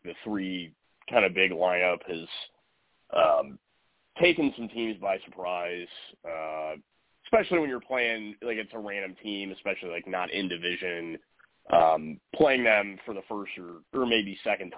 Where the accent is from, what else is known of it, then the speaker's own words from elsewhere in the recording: Cleveland, Ohio, United States; I'm from Cleveland